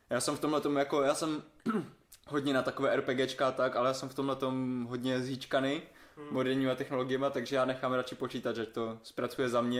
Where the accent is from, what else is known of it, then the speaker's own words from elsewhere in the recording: Havířov, Moravian-Silesian Region, Czechia; to natáčí v Havířově, v mém rodném městě?